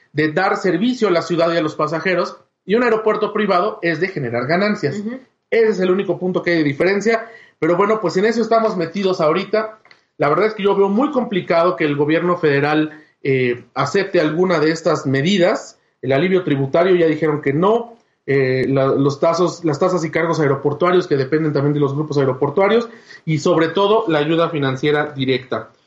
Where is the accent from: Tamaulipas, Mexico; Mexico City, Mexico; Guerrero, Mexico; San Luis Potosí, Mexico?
Mexico City, Mexico; yo viví, yo crecí en Tlatelolco que es el barrio que está junto a, junto a Tepito